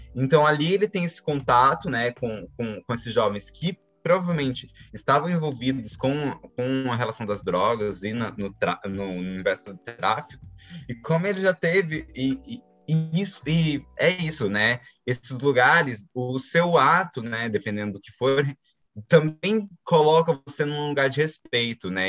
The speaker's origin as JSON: {"language": "Portuguese", "country": "Brazil", "said": "Eu falo a gente como brasileiros"}